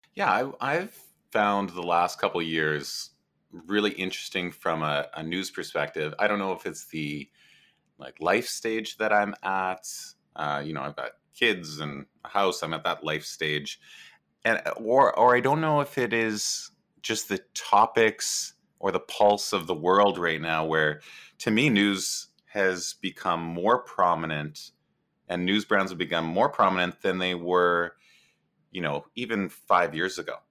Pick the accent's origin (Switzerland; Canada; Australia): Canada; I'm Canadian.